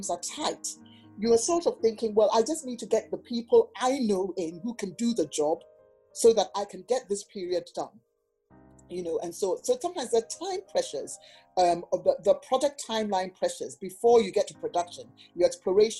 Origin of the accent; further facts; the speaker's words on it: Ghana; I'm from Ghana.